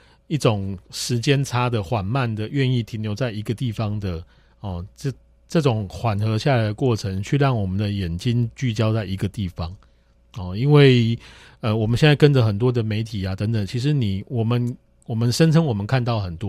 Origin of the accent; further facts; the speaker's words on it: Kaohsiung, Taiwan; 那个巧合，因为我是高雄人，那个纯粹巧合。